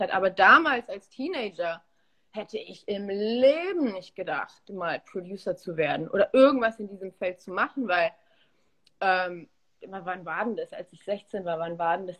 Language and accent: German; Munich, Bavaria, Germany; moved away as an adult; also born or lived in Olsztyn, Poland / Tegernsee / Berlin; now in Los Angeles, United States; dann bin ich in Bayern aufgewachsen, zur Schule gegangen